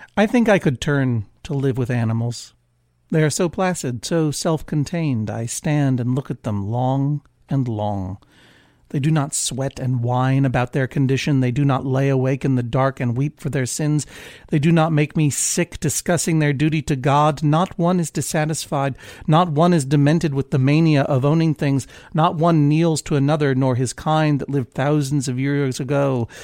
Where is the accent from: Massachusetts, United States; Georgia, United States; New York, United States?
Massachusetts, United States; Brookline; also born or lived in Blue Hill, Maine; now in Maine, United States; when I lived in Brookline, my hometown, but I'm no longer in Massachusetts